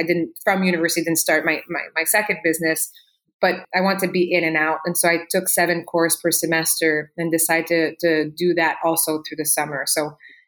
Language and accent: English; Quebec, Canada; English is a second language; moved away as an adult; I'm originally from Quebec, Canada. I left Quebec, learned English when I was 18